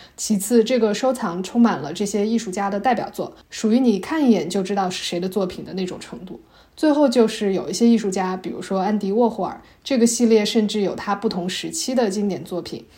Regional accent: Shanxi, China; 我的老家山西

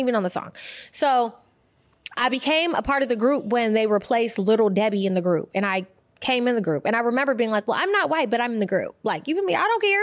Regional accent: Bay Area, California, United States; When I was growing up, I grew up in the Bay Area

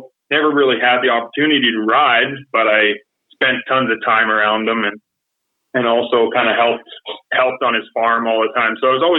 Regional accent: Quebec, Canada; moved away; I grew up in Quebec

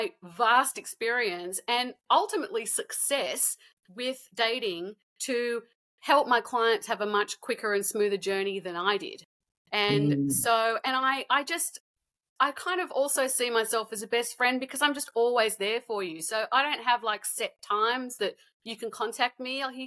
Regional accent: Sydney, New South Wales, Australia; also born or lived in Canada / New York, United States; I met my husband in my hometown of Sydney.

